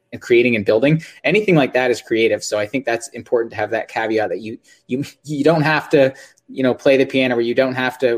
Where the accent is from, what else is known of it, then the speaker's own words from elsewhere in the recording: just northeast of Toronto, Ontario, Canada; I'm from just north of Toronto, Ontario, just northeast of Toronto, Ontario.